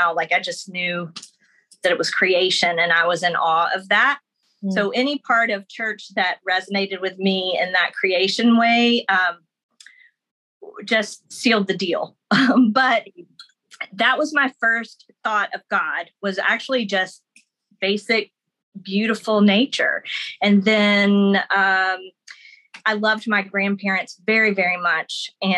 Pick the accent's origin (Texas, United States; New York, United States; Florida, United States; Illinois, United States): Florida, United States; So even though I was in Florida, which people think, like a vacation state, like we're just miles from Alabama and Georgia, you know, Literally.